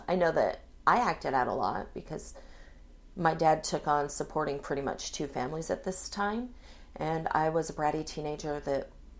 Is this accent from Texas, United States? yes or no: no; Pocatello, Idaho, United States; born there; also born or lived in Hawaii / California / Virginia / Washington; Well, I was born in Pocatello, Idaho, my dad was enlisted Navy.